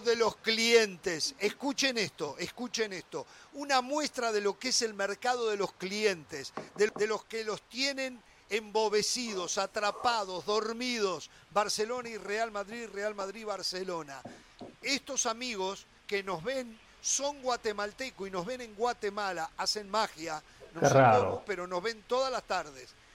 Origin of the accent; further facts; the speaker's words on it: Uruguay; en mi país